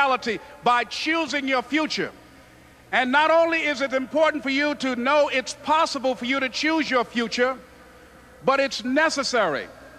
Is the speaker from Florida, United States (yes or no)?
yes; Miami, Florida, United States; born or raised there